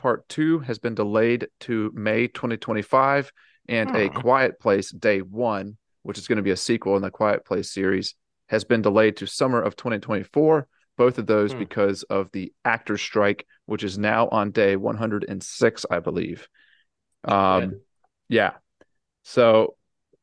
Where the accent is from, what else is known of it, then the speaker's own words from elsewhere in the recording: the South, United States; I'm from the South